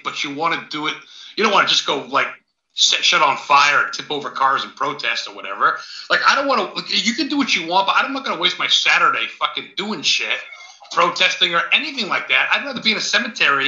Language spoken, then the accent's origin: English; Maine, United States; growing up in Maine